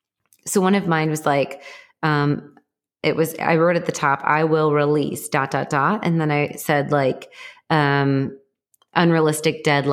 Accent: Texas, United States; I'm a Texan who has gun cases and the only things in the gun cases are crystals.

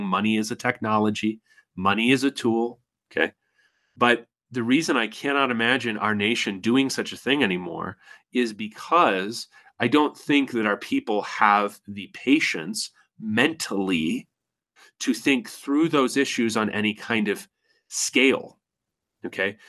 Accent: United States; I'm an American

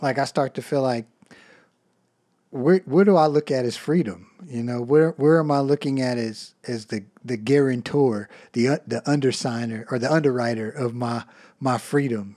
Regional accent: United States; as Americans

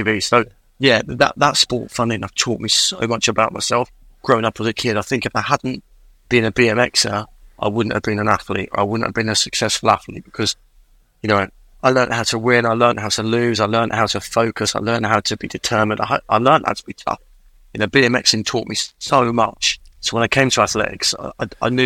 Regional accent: England, United Kingdom; also born or lived in Farnborough; I grew up in England. I've never lived in Wales.

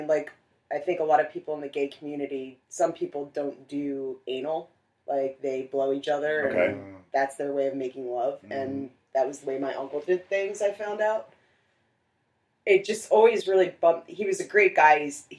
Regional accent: New Jersey, United States; I am from Jersey. Oh. They just moved to Tennessee a while ago, but we all met up in New Jersey. My sister still lives there.

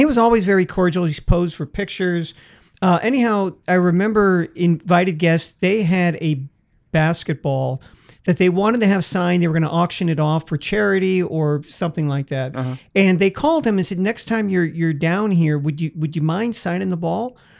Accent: San Francisco, California, United States; my hometown

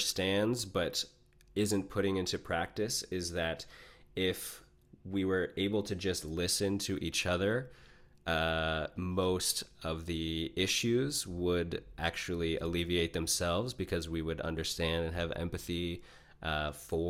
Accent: Niagara Falls, Ontario, Canada; I grew up about a 30-minute drive from the U.S. border in Niagara Falls, Ontario, Canada

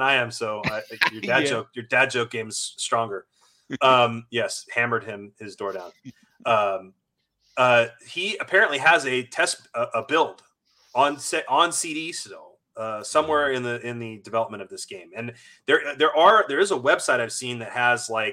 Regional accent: Bay Area, California, United States; I grew up in the Bay Area. I'm a 14-year-old kid

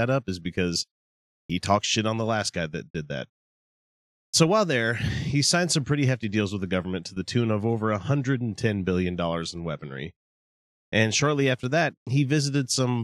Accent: the South, United States; also born or lived in Davis County, Utah; now in Utah, United States; I'm from the South

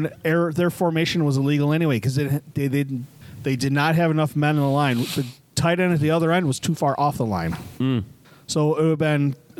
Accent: Buffalo, New York, United States; I was born and raised in Buffalo

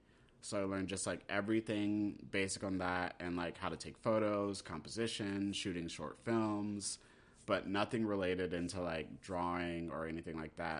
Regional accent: North Dakota, United States; born there; also born or lived in Germany / South Carolina / Texas / Maryland; Basically, I grew up everywhere. I'm a military brat. I grew up, I was born in North Dakota.

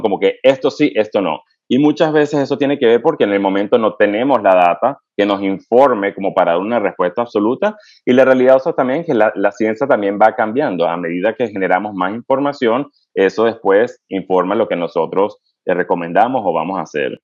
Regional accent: Venezuela; moved away as an adult; also born or lived in United States; now in North Carolina, United States; en Venezuela me crié hasta que estudié medicina allá y después emigré eh, a los Estados Unidos

